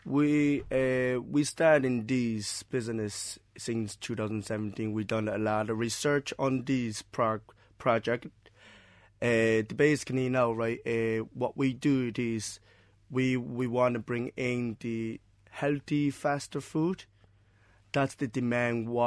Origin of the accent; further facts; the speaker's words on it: Shanghai, China; English is a second language; moved away as an adult; now in Cork, Ireland; Myself is from China. At what part? Uh, I'm uh, from the Shanghai.